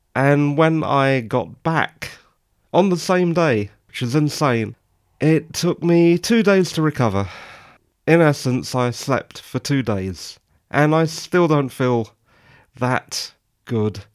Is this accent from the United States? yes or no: no; England, United Kingdom; I'm English